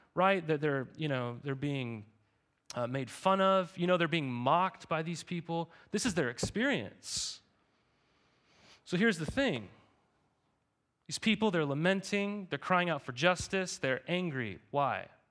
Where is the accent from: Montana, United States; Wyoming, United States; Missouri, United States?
Montana, United States; moved away; I, I grew up in Montana.